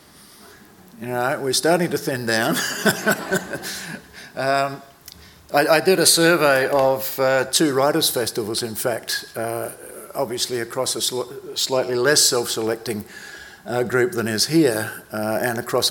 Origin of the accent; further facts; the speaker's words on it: South Australia, Australia; I was born in South Australia